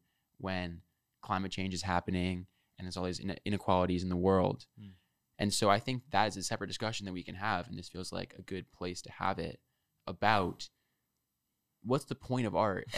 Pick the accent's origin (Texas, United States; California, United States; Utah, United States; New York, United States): New York, United States; New York City; moved away as an adult; now in New Haven, United States; I'm from Manhattan. I'm from New York City